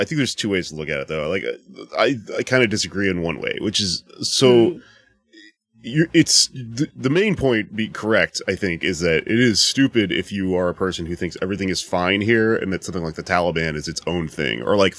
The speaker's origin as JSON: {"language": "English", "region": "Texas", "country": "United States", "said": "I'm from Texas."}